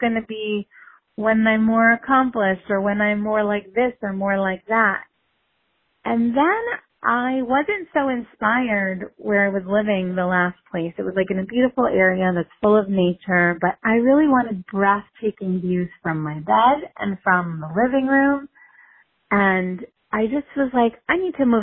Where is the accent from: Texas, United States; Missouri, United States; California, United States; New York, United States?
New York, United States; New York City; growing up in New York City